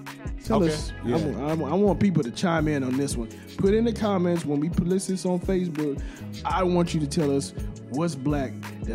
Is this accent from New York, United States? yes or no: no; Texas, United States; I grew up in Texas.